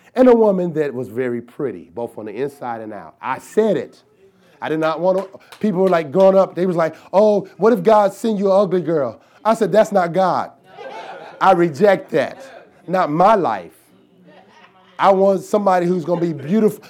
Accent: the South, United States; I'm from the South

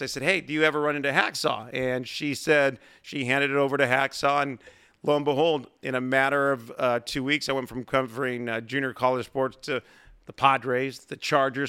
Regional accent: San Diego, California, United States; growing up in San Diego, listening to Jerry Coleman, Bob Chandler, Ted Leitner, Dave Campbell

